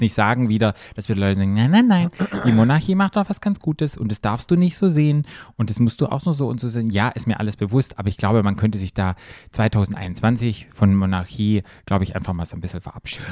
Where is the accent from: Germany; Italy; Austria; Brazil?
Germany; für mich als Deutscher